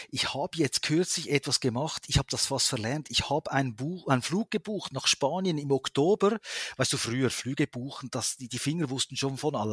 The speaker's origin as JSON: {"language": "German", "country": "Switzerland", "said": "wenn du ans Meer gehst, magst du als Schweizer natürlich diese, diese Unendlichkeit, oder?"}